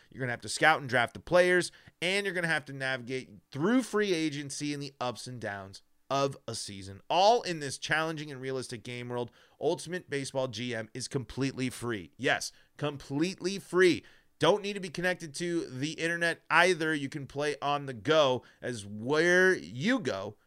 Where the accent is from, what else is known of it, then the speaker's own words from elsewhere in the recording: Colorado, United States; born and raised in Colorado, like myself